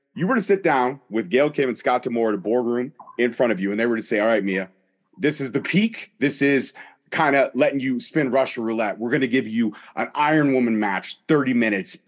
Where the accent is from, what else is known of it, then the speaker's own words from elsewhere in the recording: Canada; I'm Canadian